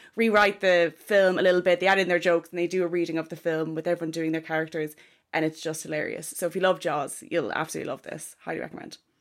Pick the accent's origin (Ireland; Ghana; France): Ireland; Kilkenny, Leinster; I'm from Kilkenny